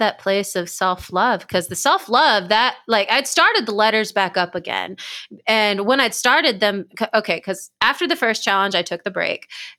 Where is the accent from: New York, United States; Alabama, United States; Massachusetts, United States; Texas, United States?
Texas, United States; Dallas-Fort Worth; now in Austin, United States; because I'm from the Dallas-Fort Worth area of Texas.